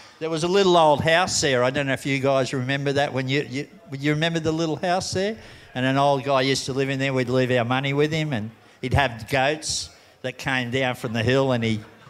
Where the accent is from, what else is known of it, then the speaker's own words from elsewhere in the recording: Sydney, New South Wales, Australia; moved away as an adult; also born or lived in Tahiti / Kauai; Bondi, I was just there from go. I was born in Bondi. Great place to grow up. In those days, it wasn't as it is now, real yuppie. It was a hard kind of place to grow up in.